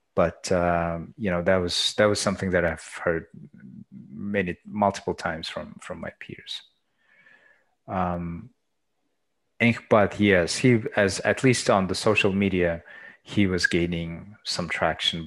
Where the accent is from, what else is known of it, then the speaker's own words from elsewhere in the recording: Erdenet, Orkhon, Mongolia; I was born and raised in Erdenet.